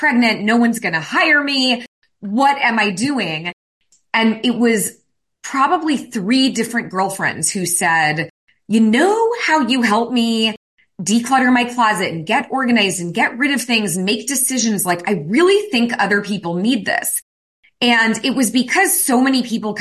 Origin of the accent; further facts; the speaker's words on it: San Francisco Bay Area, California, United States; I was raised in the San Francisco Bay Area